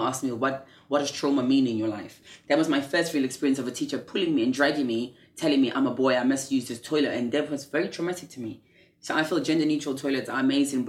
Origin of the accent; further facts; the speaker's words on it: South Africa; now in London, United Kingdom; I was born in South Africa in 1992 during apartheid